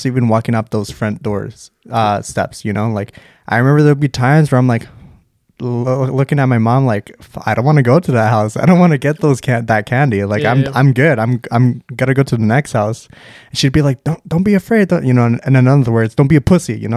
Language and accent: English; Vancouver, British Columbia, Canada; when we grew up in Vancouver, me and Extreme